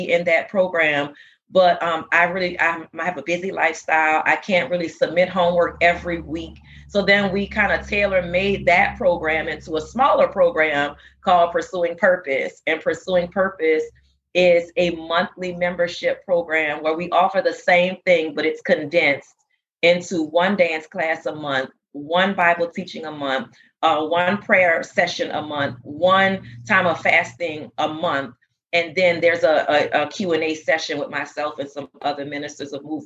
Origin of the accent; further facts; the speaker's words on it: New Orleans, Louisiana, United States; moved away as an adult; now in Texas, United States; I'm originally from New Orleans, Louisiana. Our church is from there. We came here after Hurricane Katrina and settled in Texas